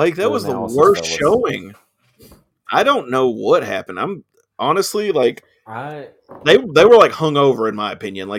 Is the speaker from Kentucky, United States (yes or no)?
yes; Scottsville, Kentucky, United States; I'm from Scottsville